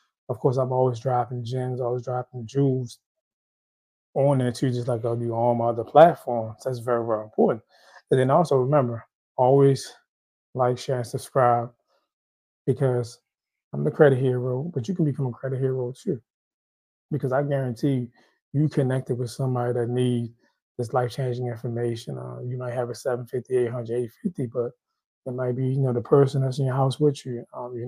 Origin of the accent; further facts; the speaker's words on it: Haiti; I'm Haitian. I'm from Haiti.